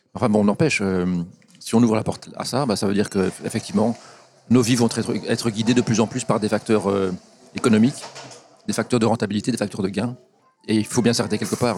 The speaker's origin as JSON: {"language": "French", "country": "Belgium", "said": "ici chez nous en Belgique"}